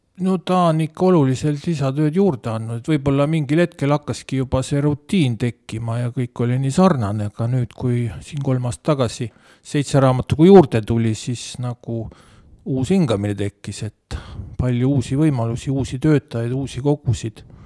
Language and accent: Estonian; Otepää, Valga County, Estonia; ma kasvasin nagu maal